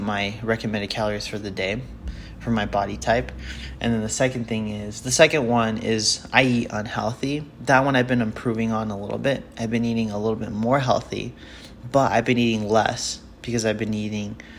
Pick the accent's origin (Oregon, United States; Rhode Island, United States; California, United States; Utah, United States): Utah, United States; I'm from Utah